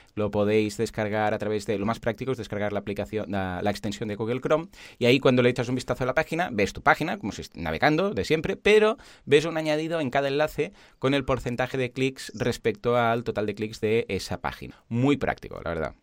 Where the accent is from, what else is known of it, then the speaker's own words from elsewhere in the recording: Catalonia, Spain; somos catalanes